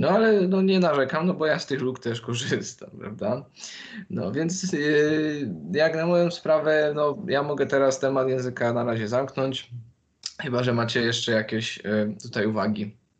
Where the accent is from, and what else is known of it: Poland; also born or lived in London